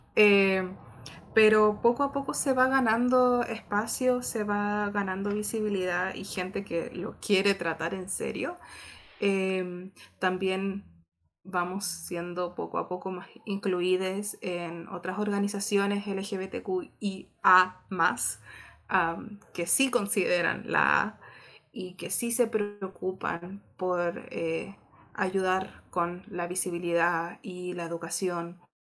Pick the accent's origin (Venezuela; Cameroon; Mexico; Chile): Chile; yo soy de Chile